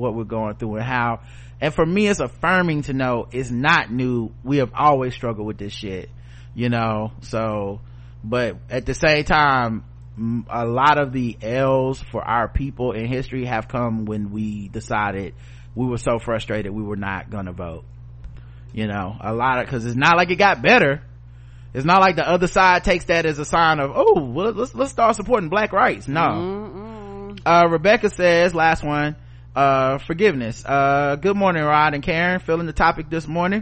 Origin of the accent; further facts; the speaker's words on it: the South, United States; I'm from the South